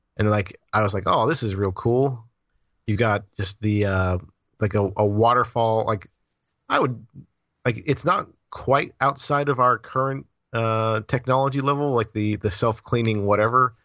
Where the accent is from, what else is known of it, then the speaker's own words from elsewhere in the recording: Florida, United States; I'm from Florida.